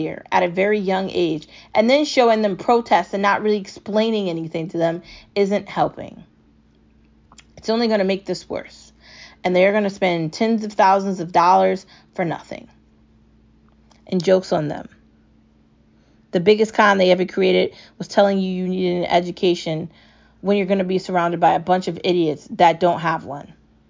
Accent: United States; as an American

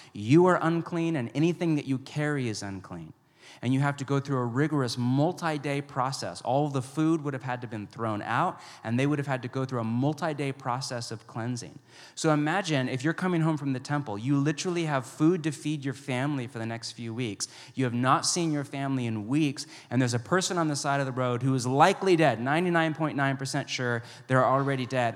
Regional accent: West Coast, United States; also born or lived in Pacific Northwest; I grew up on the West Coast

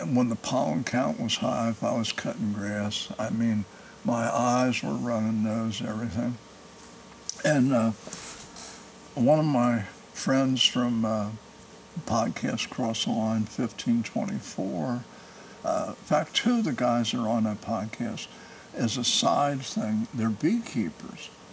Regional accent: Cincinnati, Ohio, United States; moved away as an adult; now in Indiana, United States; I grew up in Price Hill on Rutledge Avenue

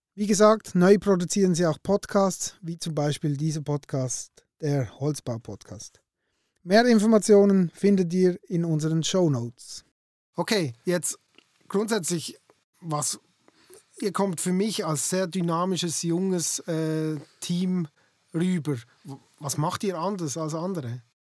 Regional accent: Basel-Landschaft, Switzerland; ich komme ja selber aus dem Baselbiet

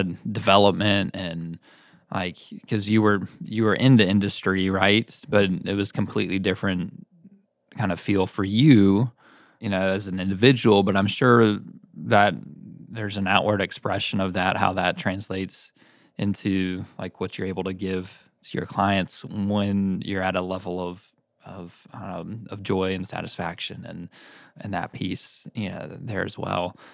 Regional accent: Knoxville, Tennessee, United States; also born or lived in Chattanooga; I grew up here in Knoxville

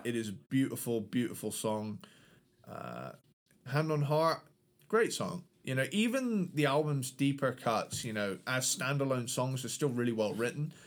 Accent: United Kingdom; London is my home country's capital city

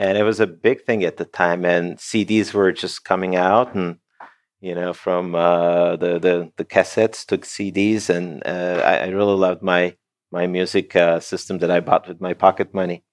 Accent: Turkey; moved away as an adult; also born or lived in Canada / United States / Netherlands; I was born and raised in Turkey, and I, I was there until, um, twenty-eight, twenty-nine

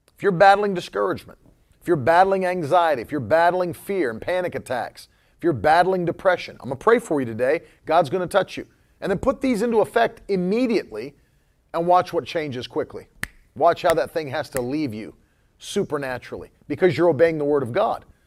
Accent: Florida, United States; first language English; I'm from Florida

